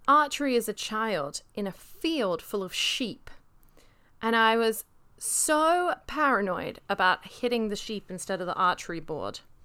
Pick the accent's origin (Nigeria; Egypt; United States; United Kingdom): United Kingdom; moved away; I am British